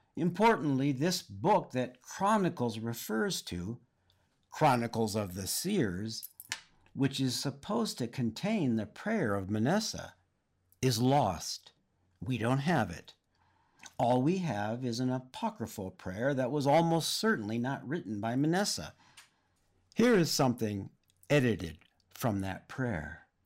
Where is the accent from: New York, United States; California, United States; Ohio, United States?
California, United States; Oxnard; I grew up in Oxnard, in Ventura County, north of L A proper